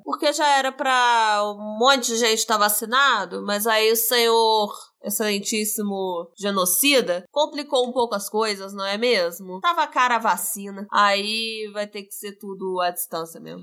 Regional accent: Minas Gerais, Brazil; somos mineiros

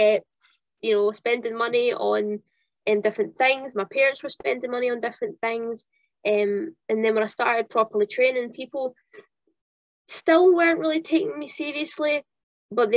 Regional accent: Kintyre, Scotland, United Kingdom; also born or lived in Central Belt, Scotland; And then I moved to the West Coast. I moved to Kintyre

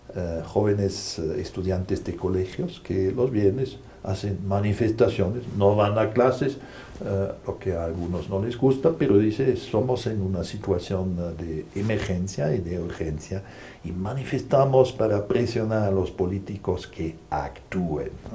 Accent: Germany; now in Brussels, Belgium; Yo soy jesuita alemán

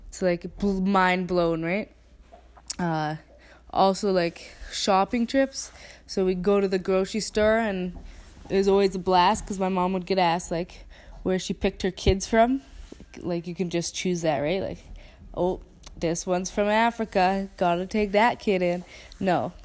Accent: Canada; accent: Canadian; in perfect English with my Canadian accent

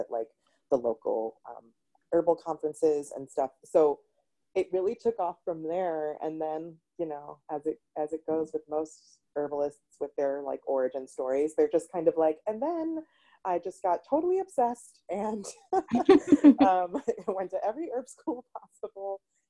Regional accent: Massachusetts, United States; I'm from Massachusetts

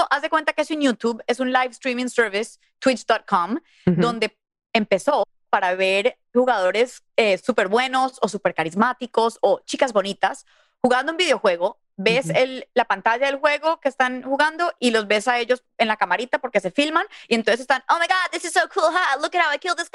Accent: Mexico; y como somos mexicanos, quiero {S1} poner este {S2} autógrafo en su altar del día del Día de los Muertos

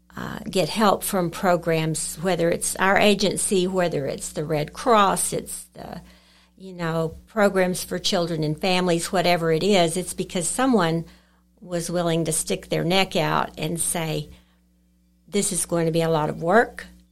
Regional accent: Lubbock, Texas, United States; moved away as an adult; also born or lived in Lamesa, Texas; I grew up in Lubbock, graduated from Monterey High School and from Texas Tech

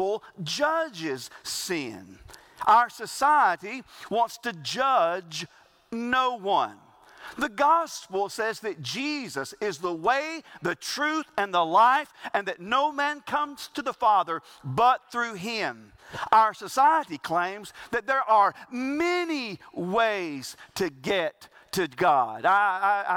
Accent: the South, South Carolina, United States; we grew up in the South and we brag about this being the Bible Belt

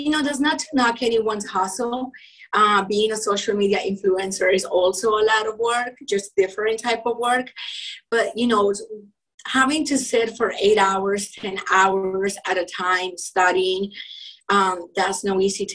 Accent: Colombia; English is a second language; also born or lived in Utah; now in United States; I'm originally from Colombia. And, you know, growing up, I was into sports

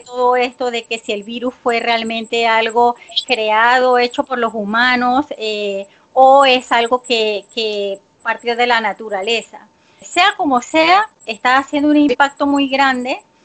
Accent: Panama; soy panameña

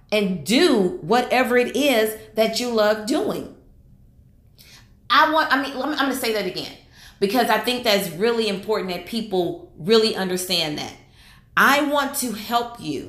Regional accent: Houston, Texas, United States; I live in Houston, Texas. That's where I'm from. I was born and raised in Houston, Texas

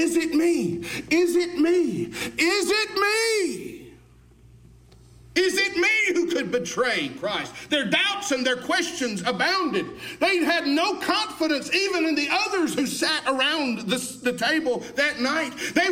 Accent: Alabama, United States; I was born and raised in Alabama

